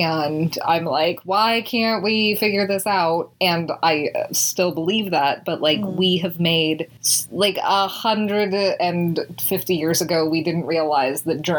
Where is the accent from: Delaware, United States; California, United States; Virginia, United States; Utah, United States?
Utah, United States; who is a famous Republican from Utah, my home state.